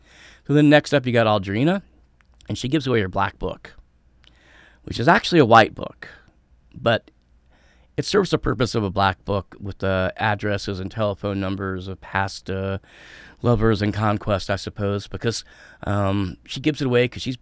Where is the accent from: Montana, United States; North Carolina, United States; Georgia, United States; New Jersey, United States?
North Carolina, United States; now in Florida, United States; when I grew up in North Carolina. We went to a Kroger, but I don't really have them in Florida.